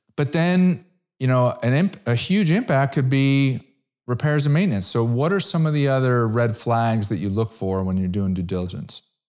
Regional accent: Connecticut, United States; I grew up in Connecticut

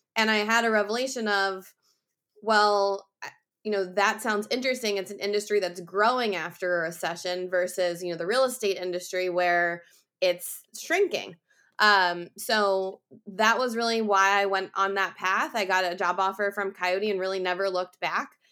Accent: outside of Philadelphia, Pennsylvania, United States; moved away as an adult; also born or lived in Iowa; I grew up outside of Philadelphia and Pennsylvania

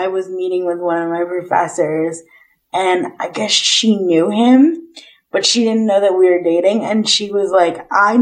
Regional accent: United States; I'm American

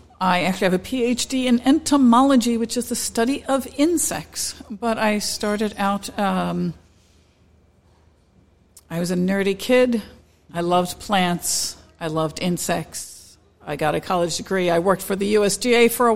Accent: Delaware, United States; also born or lived in North Carolina; I'm originally from Delaware.

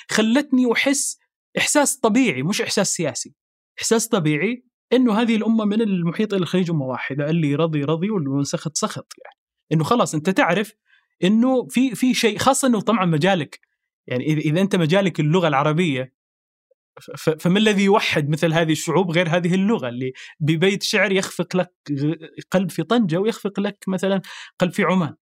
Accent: Sudan; born there; بما اني انا ولدت ولدت في السودان اصلا في شيء في التراب

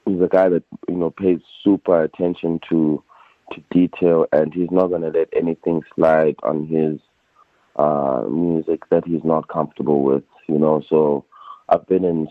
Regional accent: New York City, New York, United States; We're both from Queens

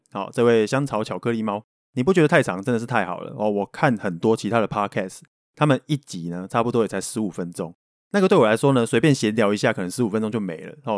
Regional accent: Taiwan; accent: Taiwanese Mandarin; first language Taiwanese Hokkien; Chinese is a second language; 我还有带有一点点台湾国语这样。我小时候是跟阿公阿嬷住的啦，然后从小就讲台语

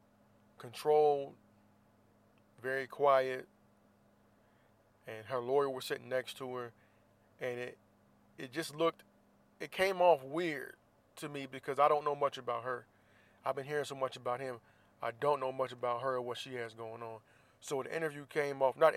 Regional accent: Florida, United States; now in Southern California, United States; I'm from Florida

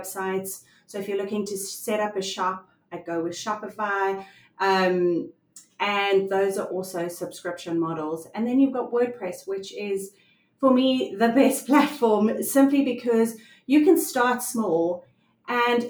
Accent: South Africa; I am from South Africa.

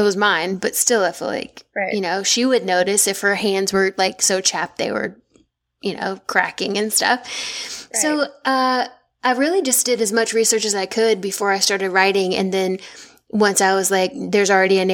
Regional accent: the South, United States; if y'all can't hear it from my voice, I'm from the South. I'm not from Boston

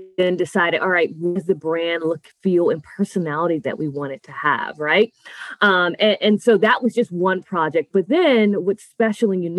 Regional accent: Nassau, New Providence, Bahamas; now in Tampa, United States; I'm actually originally from Nassau, Bahamas

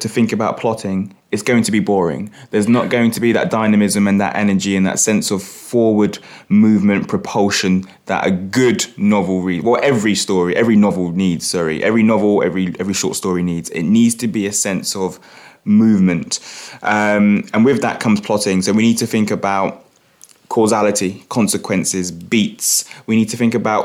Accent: London, United Kingdom; moved away as an adult; now in Norwich, United Kingdom; I grew up in Hackney and first in the family to go to university.

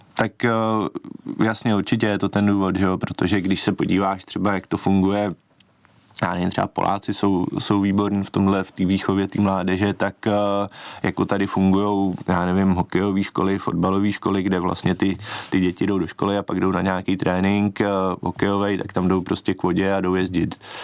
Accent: České Budějovice, South Bohemian Region, Czechia; jsem eh, z, z Českých Budějovic

